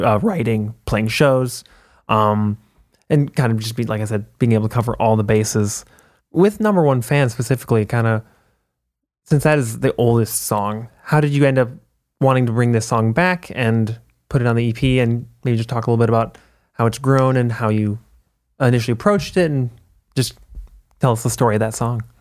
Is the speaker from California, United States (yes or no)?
no; Minneapolis, Minnesota, United States; I'm from Minneapolis.